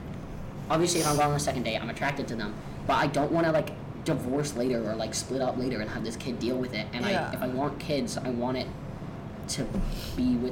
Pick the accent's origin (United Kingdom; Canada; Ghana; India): Canada; Vancouver, British Columbia; also born or lived in Ireland; I wasn't born in Vancouver, I wasn't born here. I moved here from Ireland